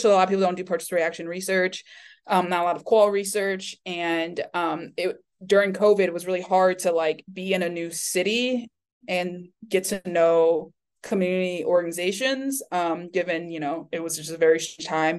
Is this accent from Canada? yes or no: no; Taipei, Taiwan; also born or lived in Florida, United States / Miami, United States; now in Michigan, United States; I was born and raised in Taipei